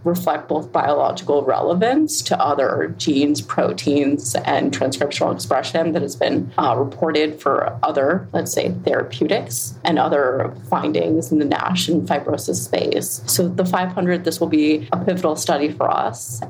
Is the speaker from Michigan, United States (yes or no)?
no; Cambridge, Massachusetts, United States; moved away; I grew up there, born and raised in Cambridge, Mass, down the street from the Human Genome Project